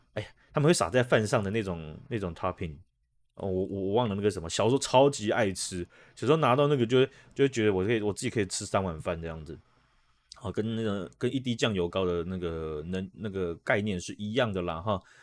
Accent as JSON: {"language": "Chinese", "country": "Taiwan", "said": "这在我们台湾人的经验"}